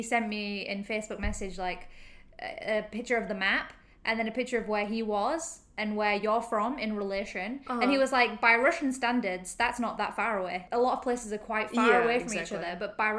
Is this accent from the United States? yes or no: no; Huddersfield, Yorkshire and the Humber, United Kingdom; moved away as an adult; also born or lived in Leeds; now in Hong Kong; I'm from England, from Yorkshire